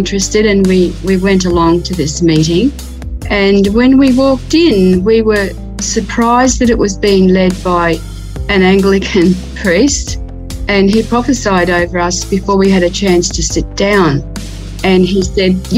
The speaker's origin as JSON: {"language": "English", "town": "Ipswich", "region": "Queensland", "country": "Australia", "tie": "born or raised there", "lives_now": "Cairns, Australia", "said": "I was born in Ipswich, which is near Brisbane in Queensland, and grew up in a working class family"}